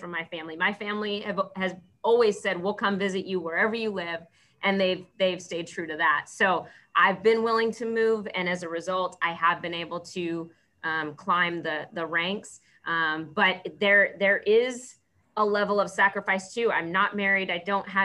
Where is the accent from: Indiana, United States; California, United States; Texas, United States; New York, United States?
California, United States; San Jose; moved away as an adult; I grew up in San Jose, California, and went 3,000 miles away to play softball at Yale University